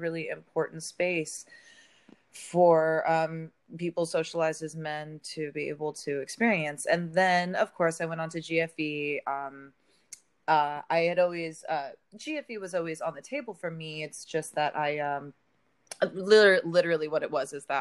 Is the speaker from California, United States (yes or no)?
yes; the Bay Area, California, United States; moved away; I'm originally from the Bay.